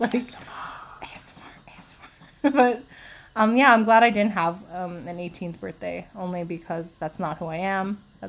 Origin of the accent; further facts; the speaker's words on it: Quebec, Canada; Yeah, we are from Quebec.